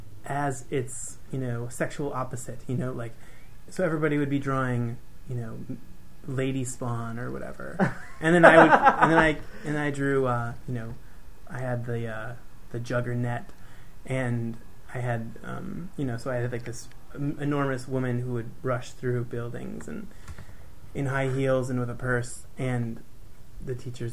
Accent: Green Bay, Wisconsin, United States; moved away as an adult; also born or lived in Milwaukee, Wisconsin; I'm from Green Bay

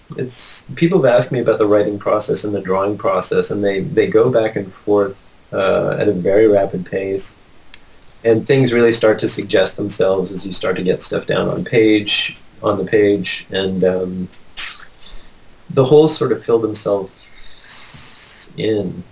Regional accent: Ottawa, Ontario, Canada; moved away; also born or lived in British Columbia; I grew up in Ottawa

